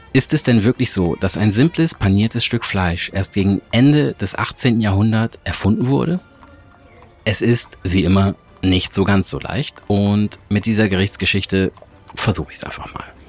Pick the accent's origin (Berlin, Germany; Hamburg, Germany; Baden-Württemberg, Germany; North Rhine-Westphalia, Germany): Hamburg, Germany; meiner Heimat und meiner Lieblingsstadt Hamburg